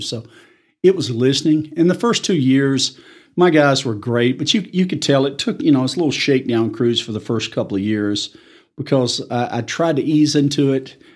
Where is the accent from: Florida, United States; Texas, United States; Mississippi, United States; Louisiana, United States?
Mississippi, United States; Tupelo; moved away as an adult; also born or lived in Tulsa, Oklahoma / Arkansas; now in Amarillo, United States; I'm originally from Tupelo, Mississippi